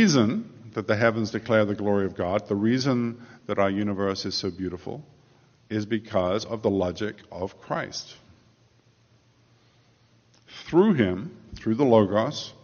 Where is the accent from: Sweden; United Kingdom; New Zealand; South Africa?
United Kingdom; England; moved away as an adult; now in United States; I grew up in England. For the first 30 years of my life, I was an Englishman.